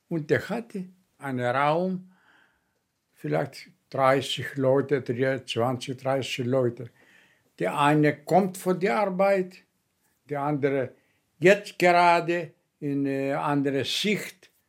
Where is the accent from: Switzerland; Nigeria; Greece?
Greece; Kefalonia, Ionian Islands; Meine Heimat, das ist eine Insel, in Adriatica, ja, äh, das Meer, das heißt Kefalonia.